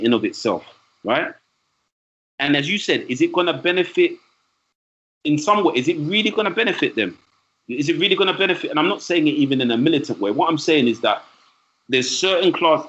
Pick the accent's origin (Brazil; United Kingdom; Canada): United Kingdom; London; I'm from East London. I'm proud of where I'm from in East London